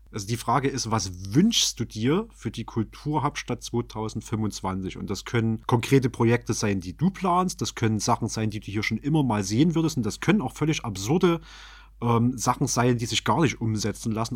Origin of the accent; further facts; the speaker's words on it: Chemnitz, Saxony, Germany; als Chemnitzer